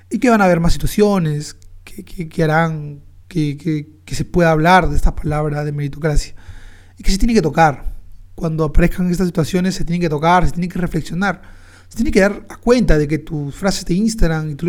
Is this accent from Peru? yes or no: yes; Peru; Porque nos representa, nuestra identidad como peruanos.